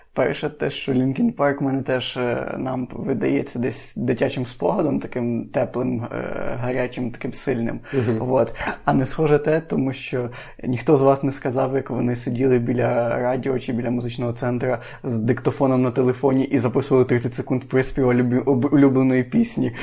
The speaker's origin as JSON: {"language": "Ukrainian", "region": "Lviv Oblast", "country": "Ukraine", "said": "я з Львівської області"}